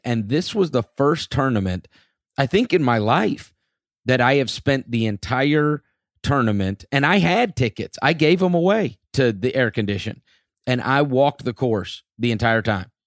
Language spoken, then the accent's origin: English; Memphis, Tennessee, United States; my hometown